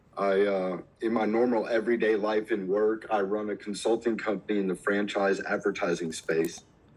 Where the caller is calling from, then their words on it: Georgia, United States; I'm about an hour north of Atlanta in the base of the Blue Ridge Mountains.